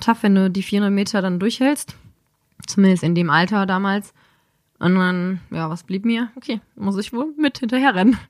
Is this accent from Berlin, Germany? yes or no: no; Dormagen, North Rhine-Westphalia, Germany; Aus dem Rheinland, zwischen Düsseldorf und Köln